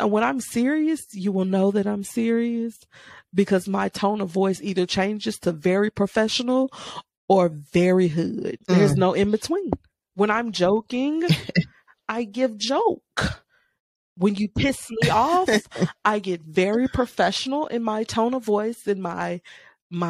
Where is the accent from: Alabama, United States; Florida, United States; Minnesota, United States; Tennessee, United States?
Tennessee, United States; Memphis; also born or lived in Mississippi; I was raised here in Memphis, Tennessee, 901